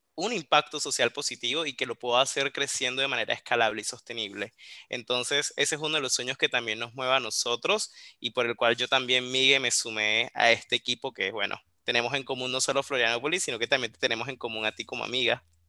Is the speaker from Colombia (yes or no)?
yes; Colombia; accent: Colombian; now in Córdoba, Argentina; Yo estoy desde Córdoba, en la provincia de Córdoba, en Argentina, aunque por la tonada se percatarán que soy colombiano.